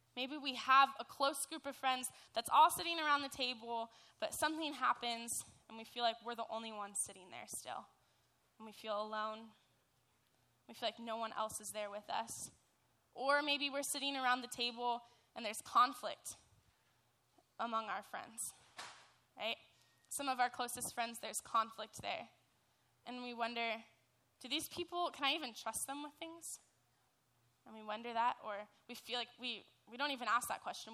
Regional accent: Dana Point, California, United States; I'm from Dana Point

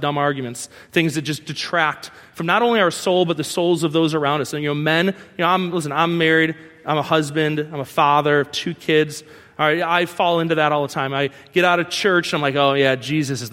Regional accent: New York, United States; I'm from New York

